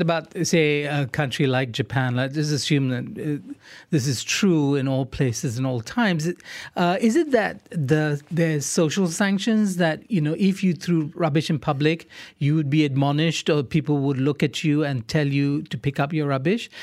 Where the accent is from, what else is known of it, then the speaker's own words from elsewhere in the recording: Singapore; now in Malaysia; I grew up in Singapore